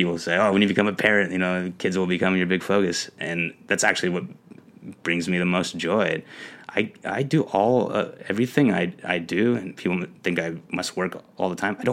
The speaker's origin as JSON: {"language": "English", "town": "Long Beach", "region": "California", "country": "United States", "tie": "born or raised there", "said": "I am born and raised in Long Beach, California, the LBC"}